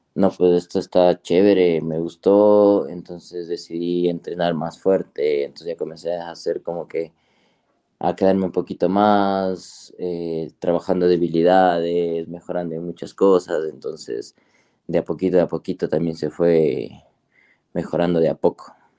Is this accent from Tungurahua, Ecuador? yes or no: yes; Ambato, Tungurahua, Ecuador; yo soy de Ecuador, eh, de una ciudad que se llama eh, Ambato, sí, de la provincia de Tungurahua